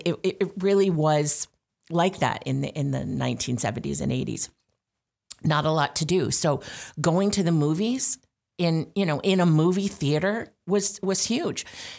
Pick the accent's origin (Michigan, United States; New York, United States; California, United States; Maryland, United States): New York, United States; Syracuse; now in Rochester, United States; I like living upstate. I'm originally from the Syracuse area, so it feels like home.